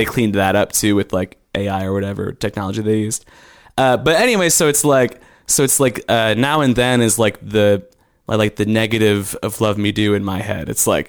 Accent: Yorkville, Illinois, United States; moved away as an adult; also born or lived in Indiana; now in Austin, United States; I'm from around Chicago. It's a town called Yorkville, middle of Illinois.

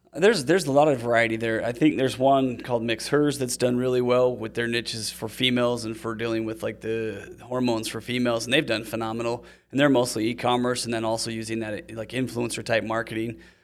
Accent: Utah, United States; also born or lived in Seattle; I'm from Utah

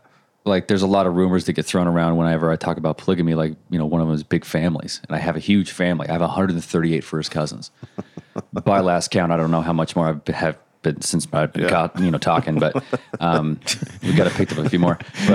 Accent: Montana, United States; also born or lived in Utah; And then I was raised in Montana.

